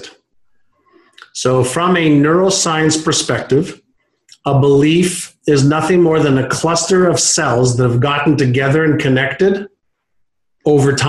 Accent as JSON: {"language": "English", "town": "Montreal", "region": "Quebec", "country": "Canada", "tie": "born or raised there", "also_born_or_lived": "Israel", "first_language": "Hebrew", "second_language": "English", "said": "when I moved at 5 years old from Israel to Montreal, I spoke Hebrew"}